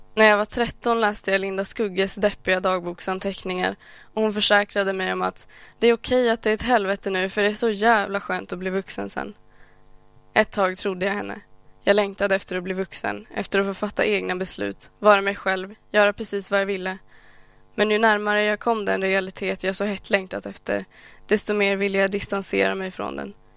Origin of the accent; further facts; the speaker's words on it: Sweden; jag faktiskt är född här? Att jag aldrig levt i något annat?